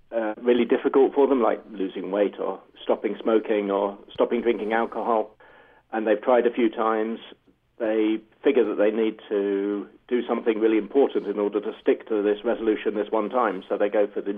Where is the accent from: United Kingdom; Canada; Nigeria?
United Kingdom; England; I'm being English